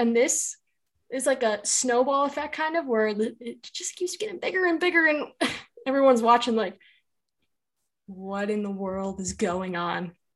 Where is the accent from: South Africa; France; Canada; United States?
United States; Chicago, Illinois; I'm from Chicago